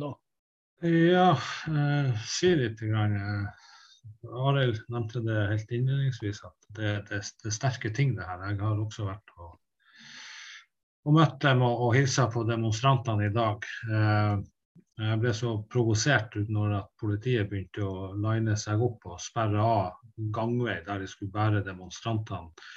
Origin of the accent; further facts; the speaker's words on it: Tysfjord, Nordland, Norway; Jeg er fra Tysfjorden